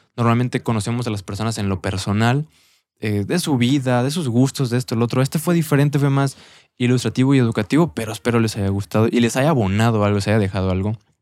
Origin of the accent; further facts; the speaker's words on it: Mexico; como mexicanos